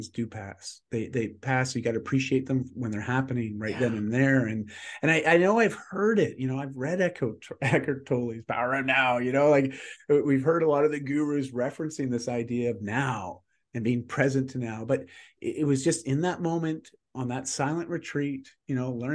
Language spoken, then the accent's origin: English; Canada; I'm Canadian.